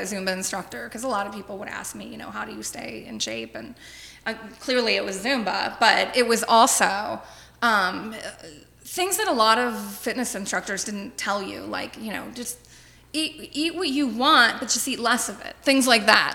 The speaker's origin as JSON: {"language": "English", "town": "Cincinnati", "region": "Ohio", "country": "United States", "tie": "born or raised there", "also_born_or_lived": "Las Vegas", "said": "I am originally from Cincinnati. I grew up in Anderson Township, born and raised in Anderson."}